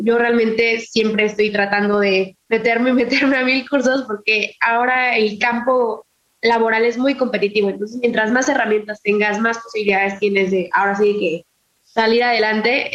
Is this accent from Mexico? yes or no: yes; Morelos, Mexico; Mi bisabuelo eh, fue presidente en mi pueblo